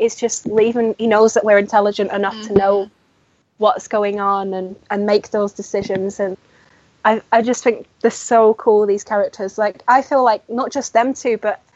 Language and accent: English; United Kingdom; I am British